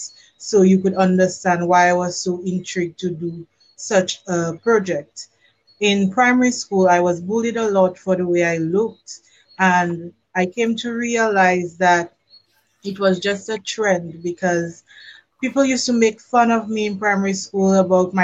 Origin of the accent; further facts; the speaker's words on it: Dominica; now in Barbados; I am Dominican